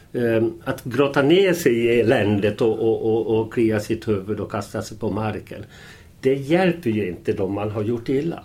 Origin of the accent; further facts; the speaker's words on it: Falun, Dalarna County, Sweden; vi växte upp i, i Falun. Utanför Falun, Främby först och Korsnäs så småningom.